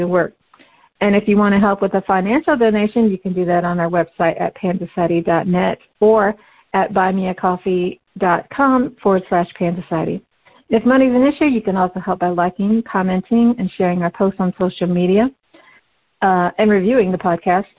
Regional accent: Midwest, United States; I was born into an animist family in the West. We had our own culture within the family, but also part of the larger Midwest American community

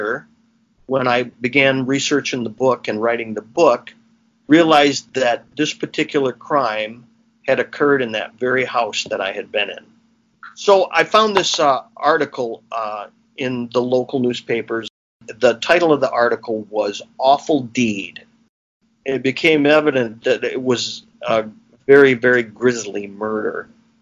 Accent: Williamston, United States; growing up in Williamston in the 1960s

